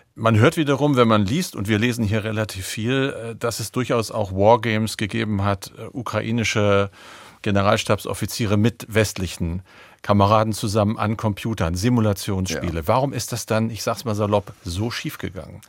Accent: Oldenburg, Lower Saxony, Germany; zugleich zufällig auch meine Heimat, nämlich mein Geburtsort

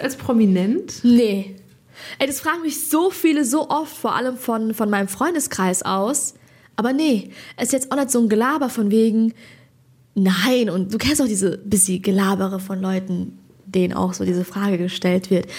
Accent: Hesse, Germany; ich bin Hessin.

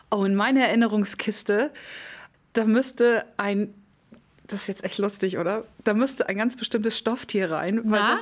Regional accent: Kollmar, Schleswig-Holstein, Germany; ich komme ja nun aus Colmar

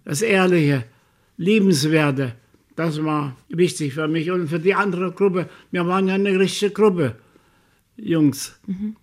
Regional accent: Chemnitz, Saxony, Germany; ich will zurück in meine Heimatstadt

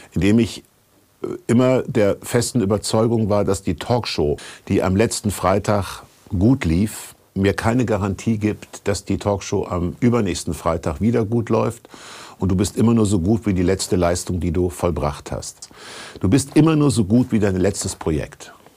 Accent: Kassel, Hesse, Germany; moved away as an adult; also born or lived in Berlin; einen Arzt in Kassel hatte, wo ich aufgewachsen bin

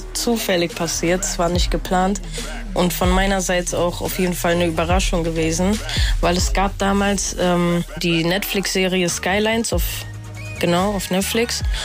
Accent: Frankfurt, Hesse, Germany; also born or lived in Hildesheim; Ich bin mit fünf Jahren hier nach Frankfurt gekommen und ähm, ja, seitdem sehe ich auch eigentlich eher so, woher kommst du? Aus Frankfurt.

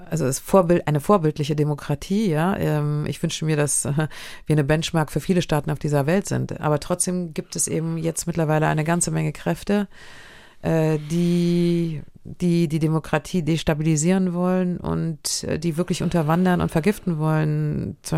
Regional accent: Berlin, Germany; born there; Ich bin in Berlin geboren, ich bin vollkommen überzeugte deutsche, jüdischer Religionsangehörigkeit.

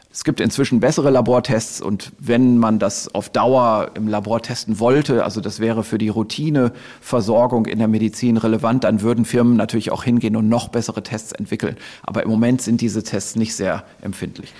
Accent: Germany; bei uns in Deutschland

